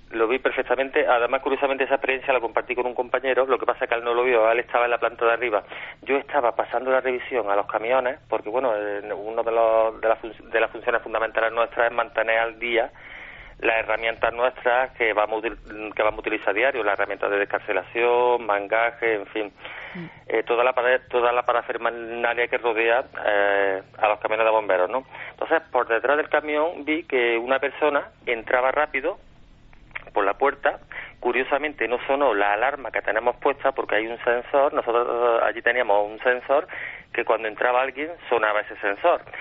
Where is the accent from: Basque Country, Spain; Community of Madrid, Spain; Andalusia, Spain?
Andalusia, Spain; Córdoba